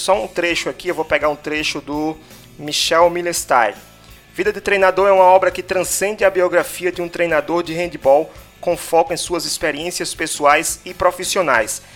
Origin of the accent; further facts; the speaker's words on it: Natal, Rio Grande do Norte, Brazil; Nós somos de Natal, Rio Grande do Norte